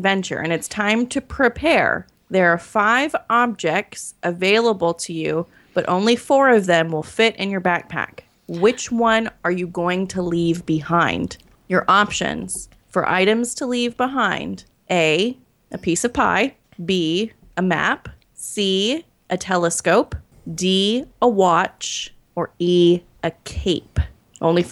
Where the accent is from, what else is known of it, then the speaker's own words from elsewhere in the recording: United States; I am an American